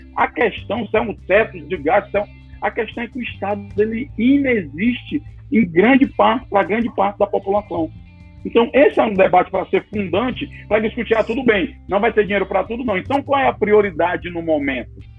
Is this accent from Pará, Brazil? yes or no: no; Fortaleza, Ceará, Brazil; eu sou de Fortaleza, Ceará.